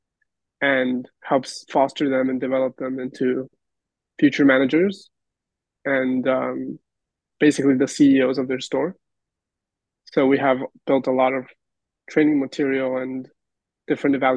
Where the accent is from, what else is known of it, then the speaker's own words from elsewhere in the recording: Peru; now in Los Angeles, United States; my experience growing up in Peru